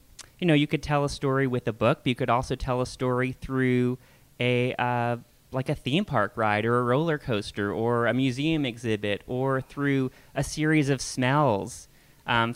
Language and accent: English; Portland, Oregon, United States; moved away as an adult; also born or lived in Amsterdam, Netherlands; now in Pittsburgh, United States; I grew up right off Vermont in like Multnomah Village